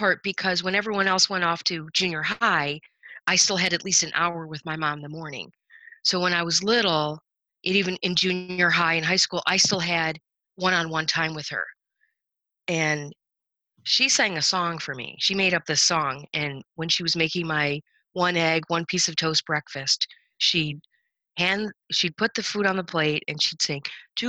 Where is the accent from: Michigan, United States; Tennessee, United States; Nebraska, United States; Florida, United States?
Michigan, United States; moved away as an adult; also born or lived in Raleigh, North Carolina; our house that we grew up in Michigan